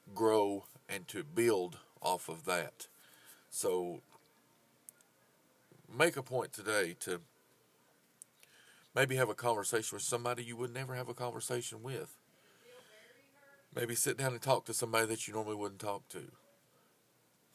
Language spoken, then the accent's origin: English; United States; I am an American